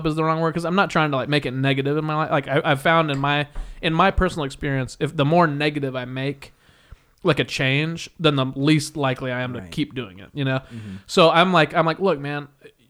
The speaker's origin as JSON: {"language": "English", "region": "Midwest", "country": "United States", "tie": "born or raised there", "moved": "yes", "said": "growing up in the Midwest. Again, that's my experience. That's where I grew up."}